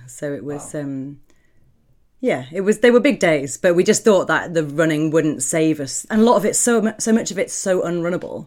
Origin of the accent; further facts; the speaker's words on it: South Staffordshire, West Midlands, United Kingdom; I grew up in South Staffordshire, just outside the West Midlands.